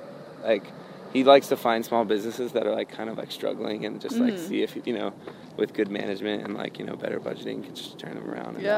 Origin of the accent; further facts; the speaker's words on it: North Carolina, United States; also born or lived in Connecticut; she was born and raised in North Carolina, so she was, like, raised in the South, and that's where we grew up